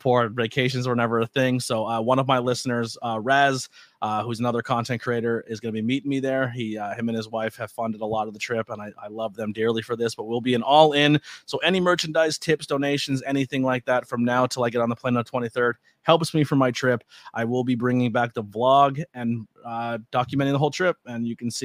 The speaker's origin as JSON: {"language": "English", "region": "northeastern Pennsylvania", "country": "United States", "said": "I love our area. I'm very proud to be a 570"}